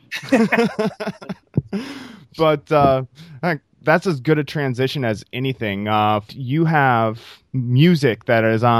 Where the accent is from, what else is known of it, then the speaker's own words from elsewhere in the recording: Iowa, United States; now in San Francisco Bay Area, United States; I'm originally from Iowa